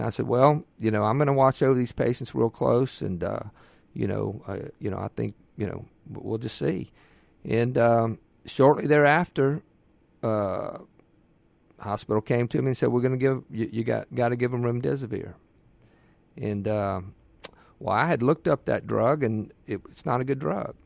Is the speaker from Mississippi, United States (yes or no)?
yes; Ocean Springs, Mississippi, United States; I'm born and raised in Mississippi. Uh, my mother is, was from Yazoo City, my father, Tupelo, and I was raised on the Mississippi Gulf Coast and Ocean Springs